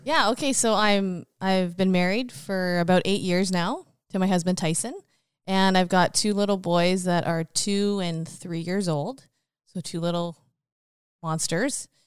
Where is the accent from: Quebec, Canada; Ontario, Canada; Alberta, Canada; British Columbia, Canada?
British Columbia, Canada; Richmond; moved away as an adult; also born or lived in Queen Charlotte Islands / Abbotsford; now in Fraser Valley, Canada; I grew up in Richmond